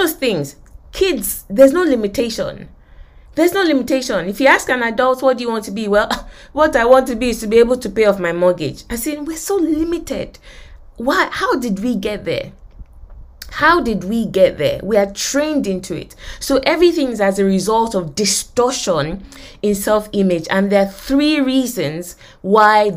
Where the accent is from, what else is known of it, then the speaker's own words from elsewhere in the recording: Nigeria; moved away; I grew up in Nigeria. I went to University of Lagos